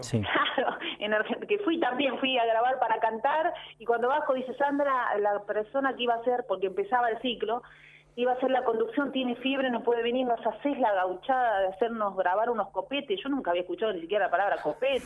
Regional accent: Río Gallegos, Santa Cruz, Argentina; also born or lived in Bahía Blanca, Argentina; now in Buenos Aires, Argentina; nací en Bahía Blanca, pero uno elige a dónde pertenecer, y yo pertenezco a Santa Cruz porque así arrancó todo, nací muchas veces más en Río Gallegos que el nacimiento en Bahía Blanca

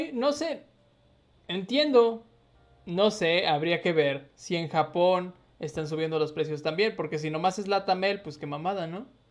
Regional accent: Jalpan, Mexico; moved away; a mi pueblo

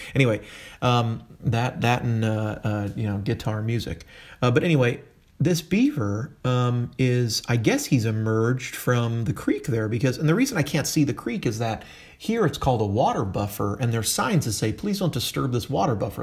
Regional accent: California, United States; now in Tennessee, United States; I'm from California originally

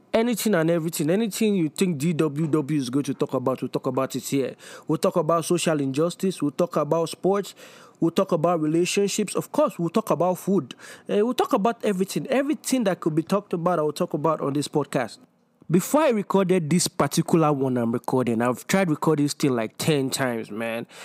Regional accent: Nigeria; growing up in Nigeria

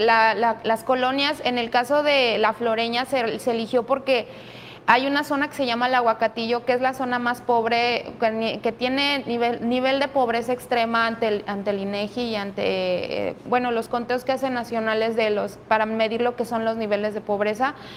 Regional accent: Mexico City, Mexico; moved away as an adult; now in Manzanillo, Mexico; no soy de aquí, yo soy de la Ciudad de México y bueno, eh, ya tengo viviendo aquí en Manzanillo más de 10 años

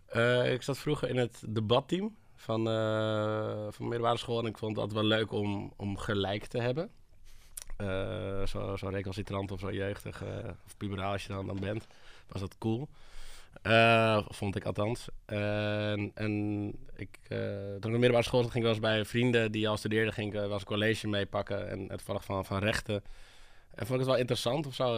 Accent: Hoorn, North Holland, Netherlands; now in Amsterdam, Netherlands; ik kom uit Hoorn, een klein, eh, klein stadje boven Amsterdam

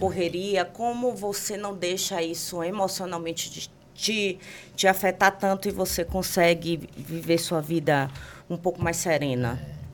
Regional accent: Bahia, Brazil; moved away as an adult; now in São Paulo, Brazil; eu, como uma boa baiana

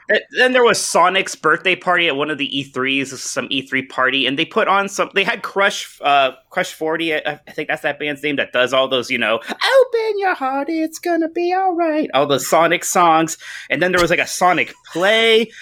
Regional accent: Youngstown, Ohio, United States; I've gotten to stay in my hometown at, uh, in Youngstown, Ohio the entire time where I still am right now

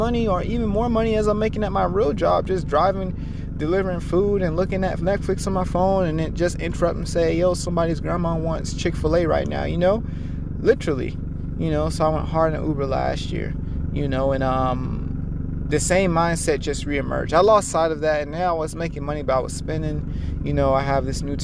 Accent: United States; we're an American

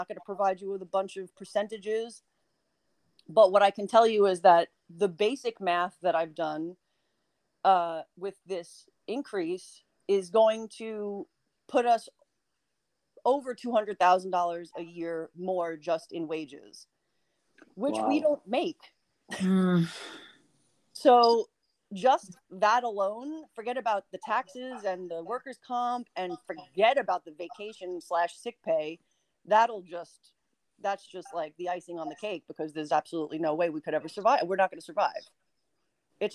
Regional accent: New York, United States; moved away as an adult; now in West Hollywood, United States; Now I'm from New York

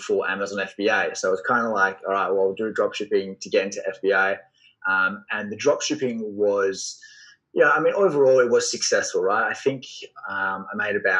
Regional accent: Australia; I am from Australia

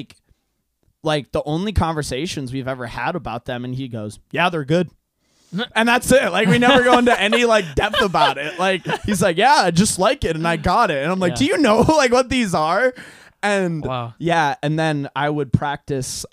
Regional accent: Hungary; English is a second language; moved away; I'm from Europe. I'm from Hungary.

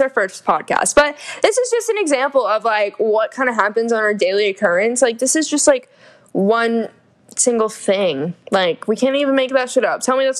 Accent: the South, United States; We're from the South, if you can't tell.

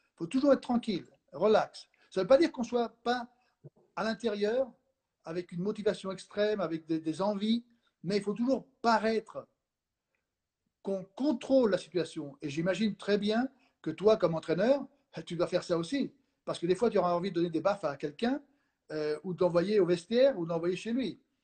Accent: Spain; moved away; je suis espagnol

